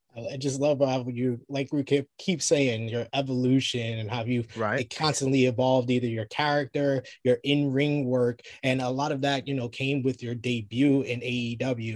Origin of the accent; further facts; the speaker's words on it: New York, United States; I'm a New Yorker